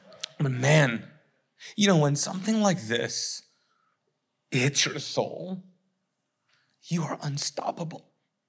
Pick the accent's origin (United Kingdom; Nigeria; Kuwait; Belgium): Kuwait; moved away; I don't have anything to go back to because I came from Kuwait, which was war-torn.